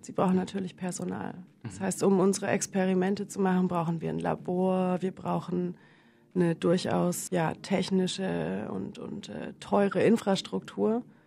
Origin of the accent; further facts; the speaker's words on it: Middle Franconia, Northern Bavaria, Germany; accent: southern German; also born or lived in Paris, France; now in Vienna, Austria; Gebürtig komme ich aus Nordbayern, das heißt mit dem entsprechenden äh, süddeutschen Flavor